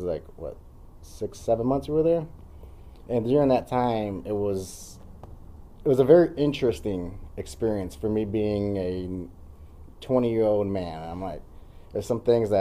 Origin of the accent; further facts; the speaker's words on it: Elgin, Illinois, United States; I grew up in Elgin, a little between the west side and east side.